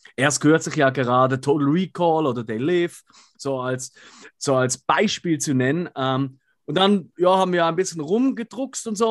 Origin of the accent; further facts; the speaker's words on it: Switzerland; wir sind Schweizer, deswegen können wir nicht so gut Hochdeutsch wie ihr